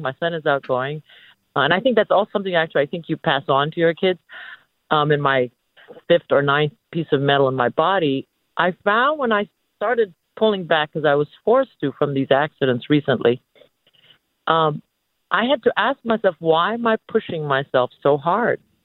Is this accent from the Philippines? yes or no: yes; Philippines; now in San Francisco, United States; I'm also um, a foreigner, at least, uh, and an immigrant, and I was Filipino, and I'm Filipino